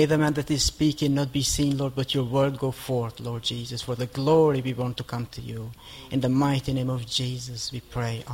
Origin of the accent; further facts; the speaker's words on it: Kosovo; moved away as an adult; I come from Kosovo, lived in this country for about 14 years.